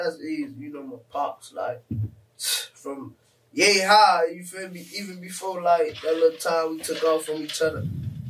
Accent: Miami, Florida, United States; I'm originally from Coconut Grove. You know, like, that's my stomping ground. Mm-hmm. That's my hometown.

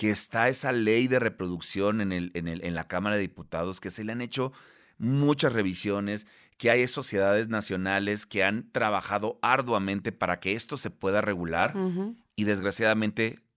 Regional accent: Baja California Sur, Mexico; now in Monterrey, Mexico; no soy de aquí de la Ciudad de México, eh, ni tampoco soy de Monterrey, soy del estado de Baja California Sur, pero estoy en Monterrey, Nuevo León

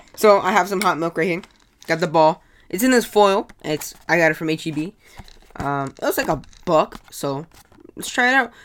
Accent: United States; I'm American.

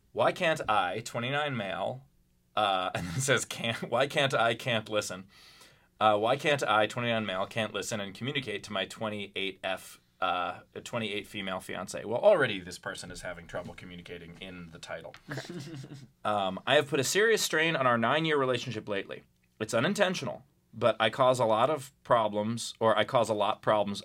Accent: New York, United States; also born or lived in Louisville; now in Pittsburgh, United States; I grew up in Queens

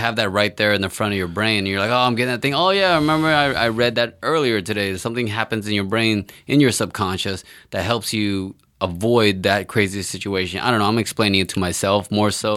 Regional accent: Texas, United States; I'm from Texas

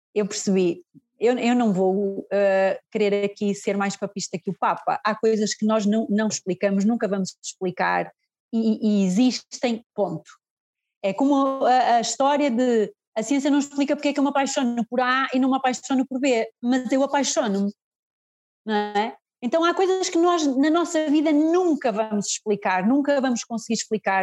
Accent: Fafe, Braga, Portugal; eu sou de FAF, eu sou de FAF, Uh, mas o espaço é em Guimarães

